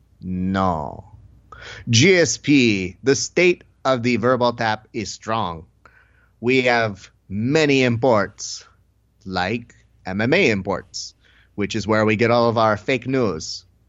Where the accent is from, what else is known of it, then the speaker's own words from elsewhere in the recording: Tunisia; You said that I was a national treasure, but I am from Tunisian.